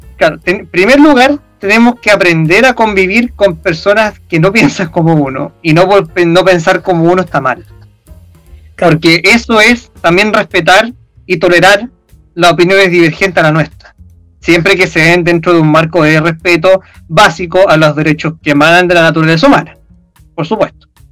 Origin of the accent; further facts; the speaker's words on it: Chile; nosotros como nación chilena